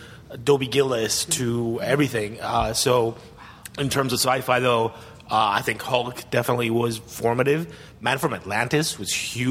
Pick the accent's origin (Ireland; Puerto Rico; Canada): Puerto Rico; English is a second language; moved away; because we were in Puerto Rico where I grew up